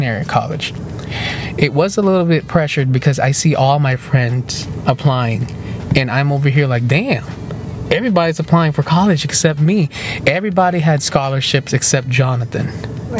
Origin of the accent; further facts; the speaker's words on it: Philippines; accent: Filipino; My Filipino accent's kicking in.